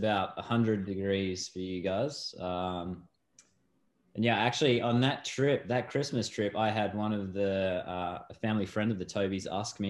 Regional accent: Australia; I'm an Australian guy. I don't have, Christmas isn't as fancy over here.

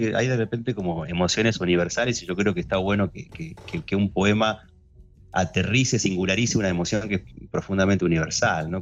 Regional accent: Neuquén, Argentina; moved away as an adult; now in Buenos Aires, Argentina; Yo nací en realidad en Buenos Aires, me fui a Neuquén a los 5, después ah, volví a, los 18 a, los 18 a estudiar a Buenos Aires

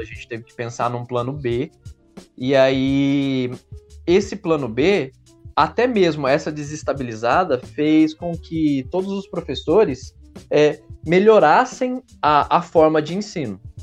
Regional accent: Brazil; a gente é brasileiro

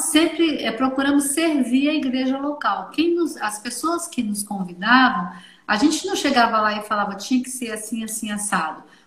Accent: Minas Gerais, Brazil; lá em Belo Horizonte, a sou mineira

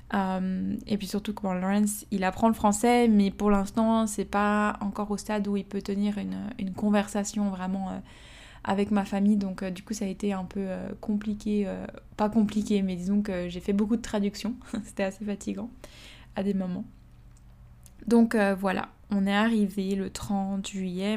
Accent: Switzerland; moved away as an adult; now in Australia; Je suis partie de la Suisse en janvier deux mille dix-neuf

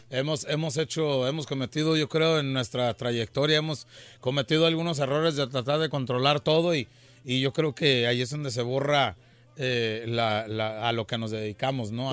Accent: Mexico

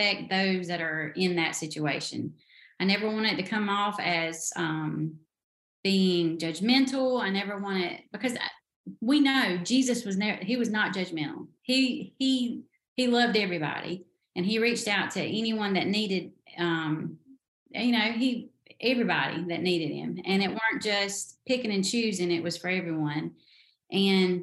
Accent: the South, United States; in the South, we have our own language.

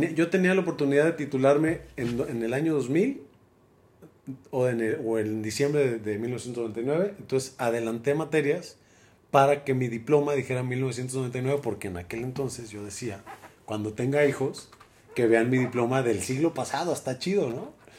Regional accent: Guadalajara, Jalisco, Mexico; nací en la Perra Tapatía, en Guadalajara, Jalisco, un 5 de junio de 1976. 76. hoy hace 47 años y algunos meses. Y pues nada, en la perla tapatía, soy tapatío.

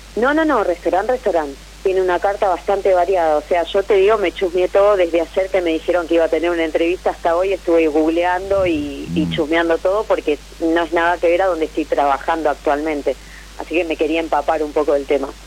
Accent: Temperley, Buenos Aires Province, Argentina; De Lomas de Zamora, Temperley

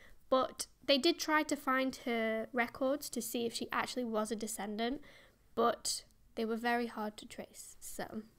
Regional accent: Stoke-on-Trent, West Midlands, United Kingdom; Because I'm from Stoke-on-Trent.

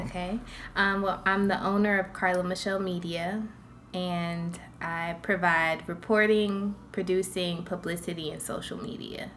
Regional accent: Jacksonville, Florida, United States; I was born in Jacksonville here. Oh. So this is my hometown

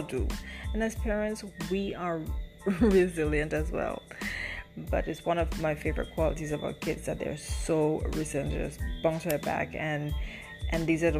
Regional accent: Saint David, Grenada; I'm from St. David's

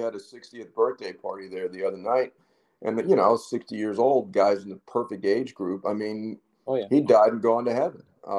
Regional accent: Canada; You know, I'm from Canada, you know, please.

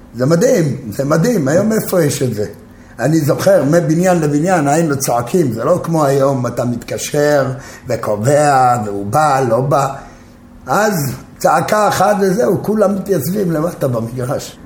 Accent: Jerusalem, Jerusalem District, Israel; moved away as an adult; also born or lived in Tel Aviv; גדלתי בקטמונים בירושלים

